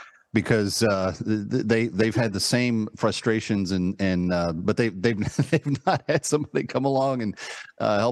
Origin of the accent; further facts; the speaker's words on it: Texas, United States; I'm from Texas